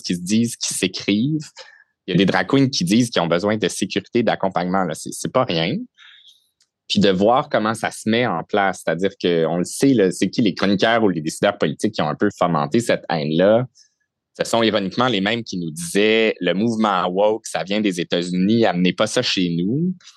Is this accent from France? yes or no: no; Saint-Constant, Quebec, Canada; j'ai grandi à Saint-Constant, qui est la ville voisine de Sainte-Catherine